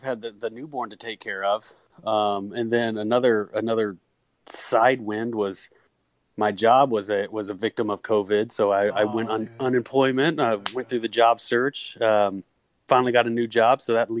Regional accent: Dallas area, Texas, United States; moved away as an adult; now in Austin, United States; I grew up around the Dallas area

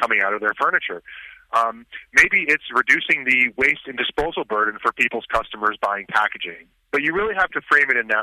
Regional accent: Vermont, United States; now in Troy, United States; I grew up in Vermont.

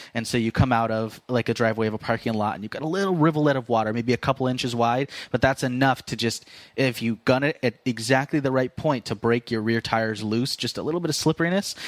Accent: Fresno, California, United States

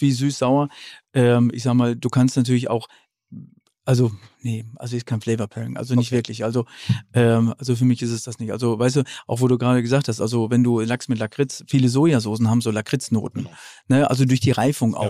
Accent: North Rhine-Westphalia, Germany; moved away; also born or lived in Franconia; ich als Westfale

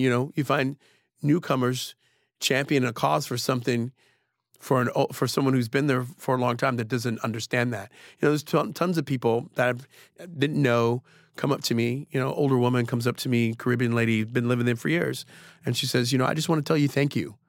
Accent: Trenton, New Jersey, United States; moved away; I grew up in Trenton during the crack era

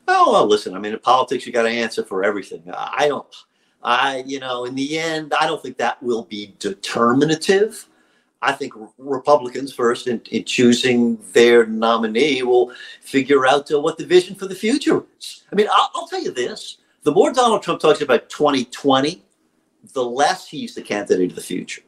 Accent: Louisiana, United States; my home state of Louisiana

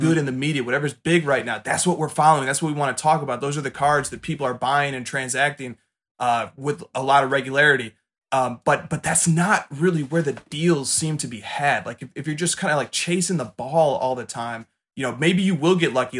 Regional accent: Chicago, Illinois, United States; I'm from Chicago

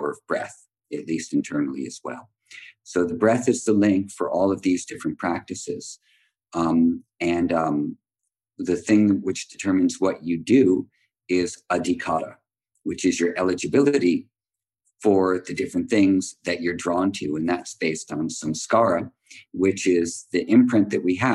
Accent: United States; also born or lived in Mysore, India; we grew up in America

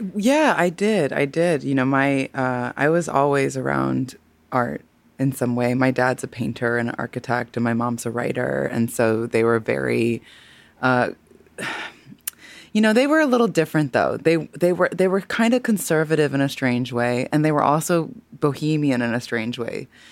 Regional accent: Missouri, United States; I, am a fellow Midwesterner, honey. I'm from Missouri

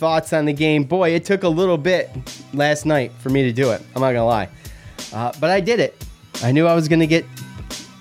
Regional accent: Syracuse, New York, United States; growing up, we didn't have much growing up in Syracuse

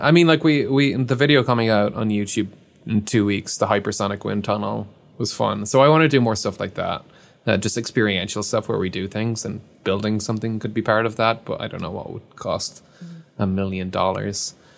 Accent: Ireland; I'm Irish

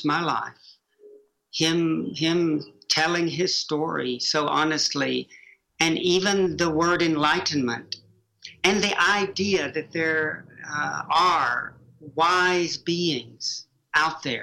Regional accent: Chattanooga, Tennessee, United States; moved away as an adult; also born or lived in Oxford; my world growing up in Prairie Peninsula, Chattanooga, Tennessee

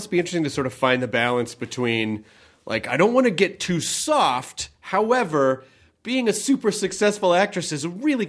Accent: Memphis, Tennessee, United States; also born or lived in Kentucky; Yeah, I did. I'm from Memphis. I was born in Kentucky, but I grew up in Memphis.

